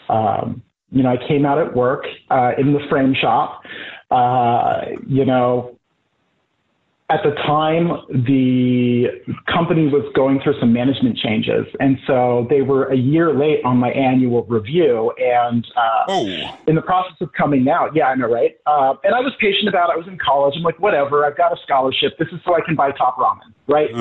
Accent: Boise, Idaho, United States; moved away as an adult; also born or lived in Seattle, Washington; now in New York, United States; I was growing up in Idaho

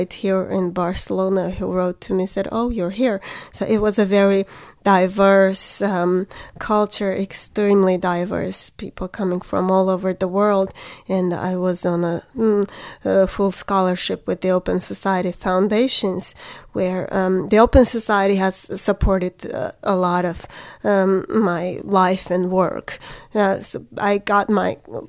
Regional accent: Yerevan, Armenia; also born or lived in Alabama, United States; I grew up in Yerevan, which is the capital of Armenia

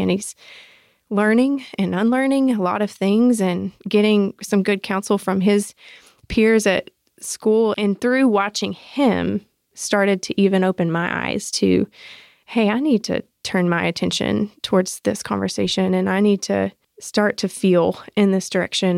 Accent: South Georgia, United States; moved away as an adult; also born or lived in Arkansas; now in Atlanta, United States; I was born in Arkansas, raised in South Georgia, but I've been in Atlanta for fifteen years now

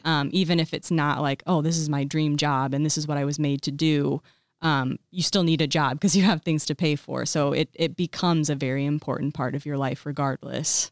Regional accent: Colfax, Illinois, United States; now in Bloomington, United States; I grew up in Colfax

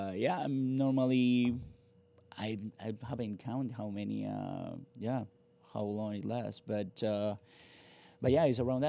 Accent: Lima, Peru; moved away; I'm from Lima.

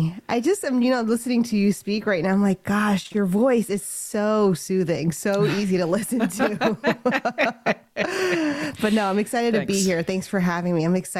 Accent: New York City, New York, United States; also born or lived in Louisiana / Brooklyn, New York; I moved to New York. And grew up in Staten Island, New York

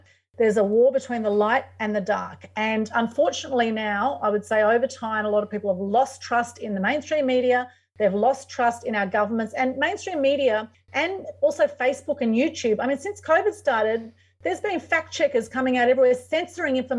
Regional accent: Sydney, New South Wales, Australia; I was born in Sydney to Greek, Turkish and Ukrainian parents and heritage

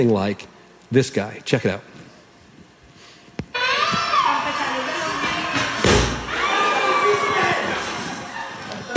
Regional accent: Canada; we're Canadian

